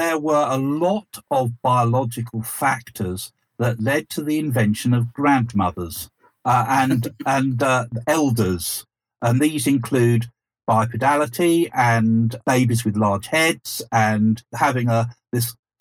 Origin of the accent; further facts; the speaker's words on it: East Sussex, South East England, United Kingdom; so we grew up in East Sussex, the land of Scientology and anthroposophy